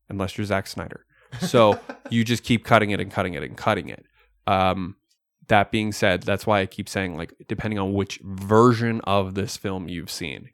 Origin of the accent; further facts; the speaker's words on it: Canada; We are Canadian